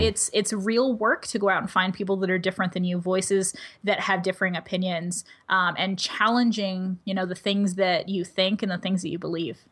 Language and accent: English; United States; first language English; I speak English as a first language. I'm mostly abled. I grew up in the United States